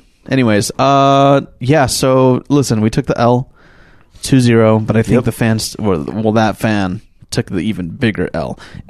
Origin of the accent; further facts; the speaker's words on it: Utah, United States; I'm from Utah.